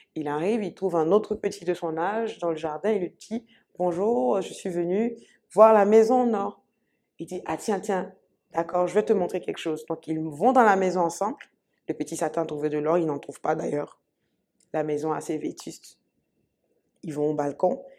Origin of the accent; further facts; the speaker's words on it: Côte d’Ivoire; je suis ivoirienne, je suis ivoirienne.